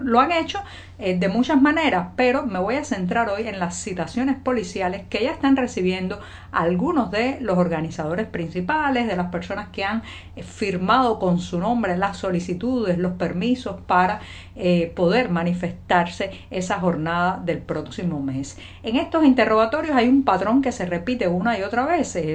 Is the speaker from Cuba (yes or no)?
yes; Cuba; cubana, periodista, ciudadana.